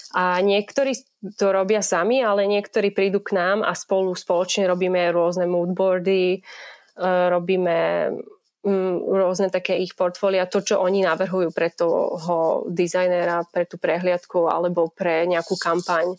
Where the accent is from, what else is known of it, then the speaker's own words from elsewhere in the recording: Slovakia; moved away as an adult; now in London, United Kingdom; som z malého mesta na Slovensku